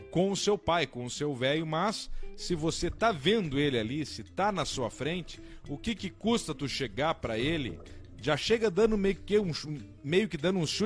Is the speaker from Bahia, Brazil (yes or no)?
no; São Borja, Rio Grande do Sul, Brazil; sou de São Borja, capital universal da barateza que é barateza.